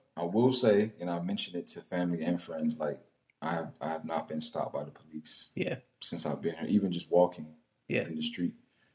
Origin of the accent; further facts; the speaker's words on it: the South, United States; So I grew up in the South, like not the deep South, but I grew up in the South.